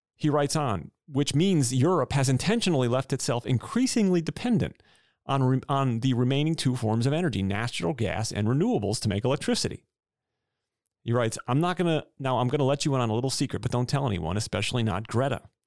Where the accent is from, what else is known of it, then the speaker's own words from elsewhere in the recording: New York City, New York, United States; Being a New Yorker